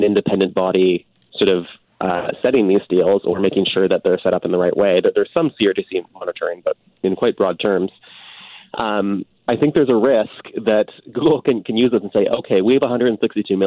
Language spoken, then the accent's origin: English; Canada; as a Canadian